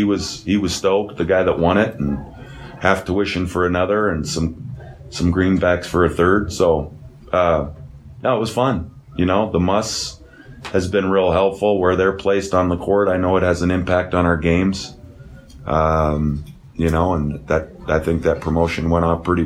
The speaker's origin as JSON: {"language": "English", "town": "Shelby", "region": "Montana", "country": "United States", "tie": "born or raised there", "moved": "yes", "said": "growing up in Shelby, Montana"}